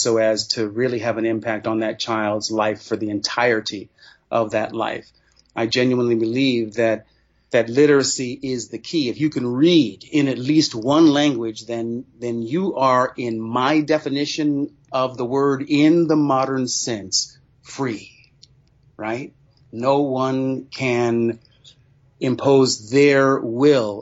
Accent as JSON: {"language": "English", "town": "Sacramento", "region": "California", "country": "United States", "tie": "born or raised there", "said": "As a young Black man growing up in Sacramento, California"}